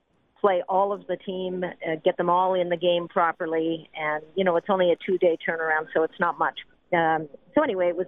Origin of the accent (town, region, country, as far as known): Canada